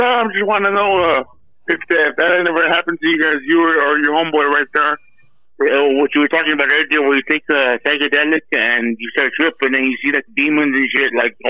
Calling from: Yuma, Arizona, United States; Yeah, I'm calling from Yuma, Arizona, Yuma County.

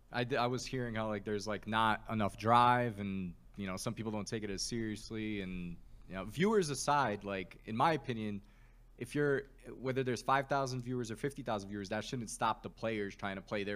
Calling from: Des Moines, Iowa, United States; I'm calling from Des Moines.

